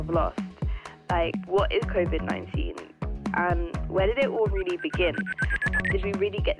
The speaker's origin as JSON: {"language": "English", "area": "Brent", "region": "London", "country": "United Kingdom", "said": "I'm from Brent."}